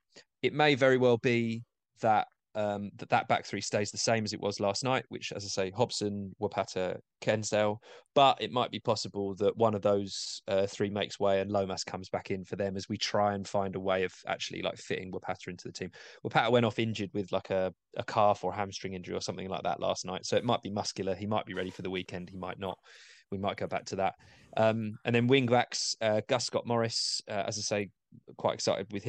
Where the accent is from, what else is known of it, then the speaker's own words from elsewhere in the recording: Essex, East of England, United Kingdom; seaside towns growing up on the Essex Riviera